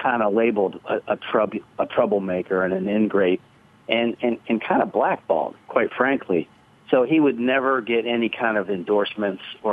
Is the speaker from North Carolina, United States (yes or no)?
no; Canton, Ohio, United States; we grew up in the Hall of Fame city